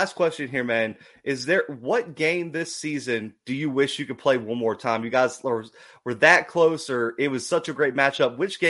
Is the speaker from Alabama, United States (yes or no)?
yes; Alabama, United States; I'm from Alabama, so I got a big soft spot for Jacksonville State. I was there as an Auburn student